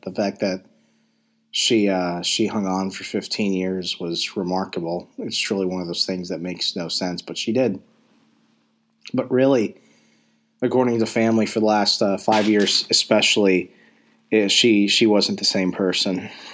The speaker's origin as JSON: {"language": "English", "region": "Arizona", "country": "United States", "tie": "born or raised there", "said": "I grew up in a small town in Arizona"}